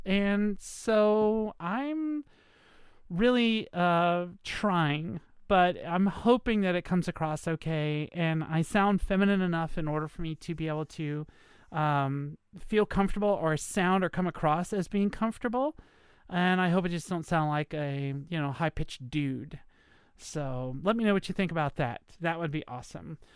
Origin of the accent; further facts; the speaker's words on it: Virginia, United States; moved away; I'm in Virginia. Uh, I came to my home state, um, in order to take care of my mom